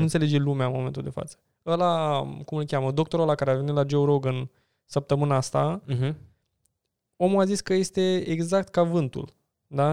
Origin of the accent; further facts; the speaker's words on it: Romania; noi ca români